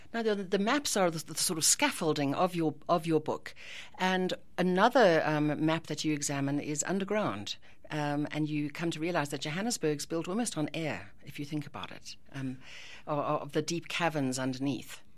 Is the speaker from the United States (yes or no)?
no; Ireland; as an Irish person